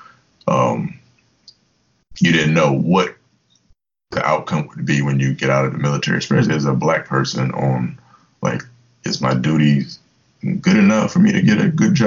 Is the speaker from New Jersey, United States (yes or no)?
no; Virginia Beach, Virginia, United States; moved away as an adult; also born or lived in Mannheim, Germany / Fort Hood, Texas; now in Tampa, United States; I grew up in Virginia Beach, Virginia